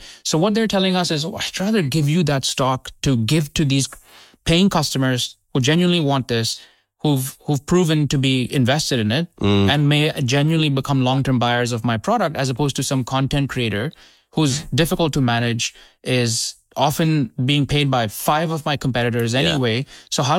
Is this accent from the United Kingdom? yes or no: no; Indonesia; also born or lived in India; I come from an Indian origin family. {S2} Were you born in the UK? {S1} I was born in India. {S2} Yeah. {S1} And I grew up in Indonesia.